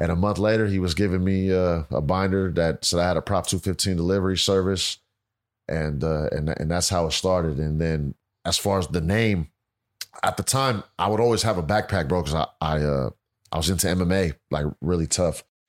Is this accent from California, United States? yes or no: yes; Pittsburg, California, United States; I'm born and raised in Pittsburgh, California. It's about, uh, twenty miles east of Oakland